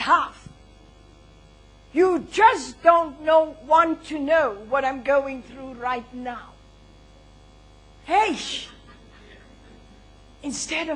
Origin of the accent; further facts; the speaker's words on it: Botswana; I was born in Botswana.